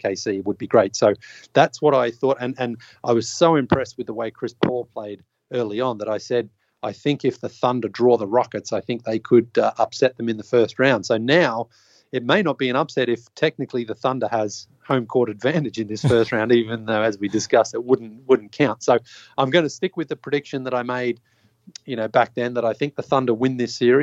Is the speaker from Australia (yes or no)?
yes; Australia; moved away as an adult; also born or lived in Toronto; I grew up in Australia